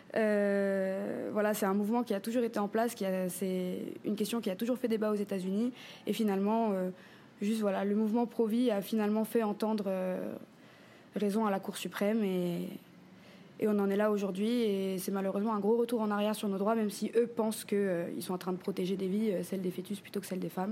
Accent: Papara, French Polynesia; also born or lived in Paris region, France; j'ai grandi ici en Polynésie sur la côte ouest à Papara

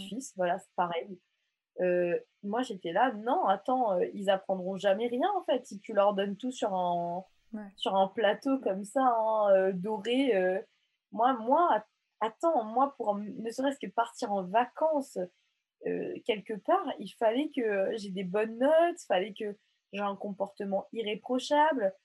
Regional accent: Mauritius; now in France; je suis mauricienne

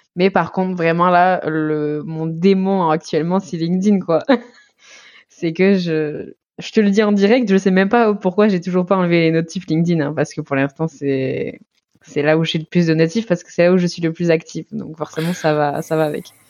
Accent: Basque Country, Nouvelle-Aquitaine, France; now in Toulouse, France; j'habitais à Toulouse, sinon je suis du Pays Basque

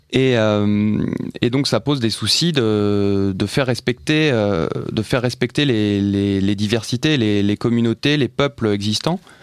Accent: France

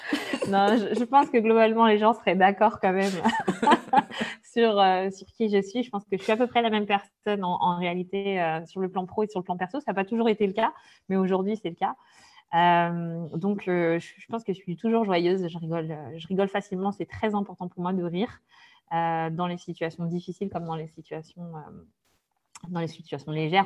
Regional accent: Brest, Brittany, France; je suis née en Bretagne, donc à Brest exactement

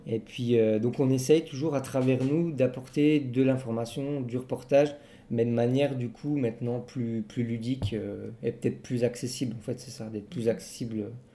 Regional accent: Belfort, Bourgogne-Franche-Comté, France; on vient de Belfort, en Franche-Comté, dans le nord-est de la France

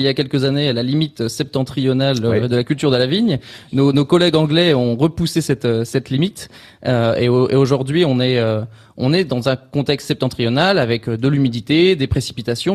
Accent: Champagne, Grand Est, France; also born or lived in Montpellier; je suis né ici en Champagne, mais j'ai choisi de m'exporter, m'expatrier

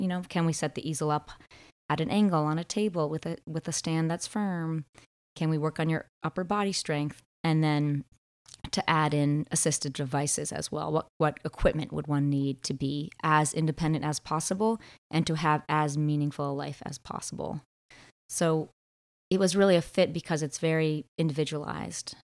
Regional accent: Martha's Vineyard, Massachusetts, United States; moved away as an adult; also born or lived in Vermont; now in Bristol, Vermont, United States; I grew up on Martha's Vineyard, a small island off the coast of Massachusetts, close to Boston

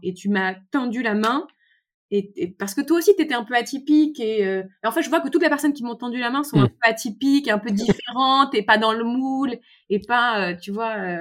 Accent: Paris, Île-de-France, France; je suis parisienne, issue d'une famille très bourgeoise

